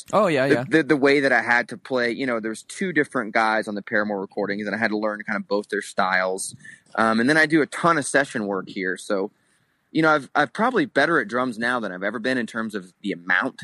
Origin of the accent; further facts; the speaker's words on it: Florida, United States; moved away as an adult; now in Salt Lake City, United States; growing up in where we grew up in Florida, Steven and I grew up in the same area